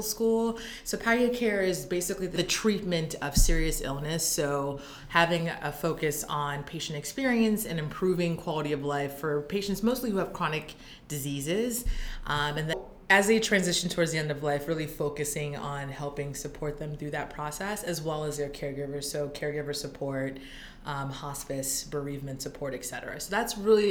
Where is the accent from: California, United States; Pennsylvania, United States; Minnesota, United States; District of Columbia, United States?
Pennsylvania, United States; Philadelphia; also born or lived in Ithaca, New York / Nashville, Tennessee / Boston, Massachusetts; I'm from the Philadelphia area originally